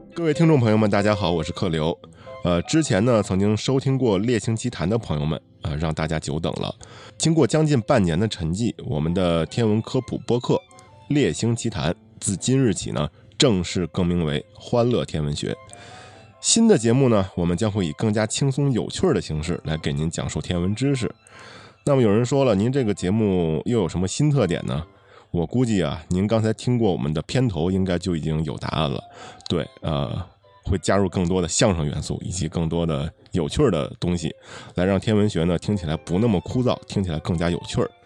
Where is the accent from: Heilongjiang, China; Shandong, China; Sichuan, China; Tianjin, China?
Tianjin, China; 我是天津人，自打小时候记事儿起，就知道天津市区在二月二龙抬头这一天呢，要吃焖子